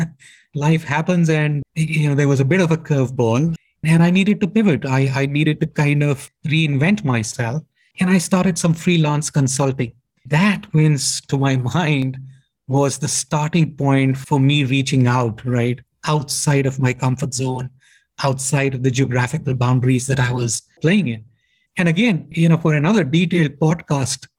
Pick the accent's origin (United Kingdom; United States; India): India; moved away as an adult; I'm an Indian, born and brought up in India, kind of educated in India